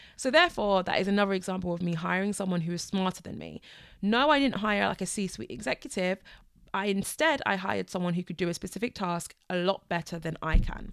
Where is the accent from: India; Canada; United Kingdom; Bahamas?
United Kingdom; I am British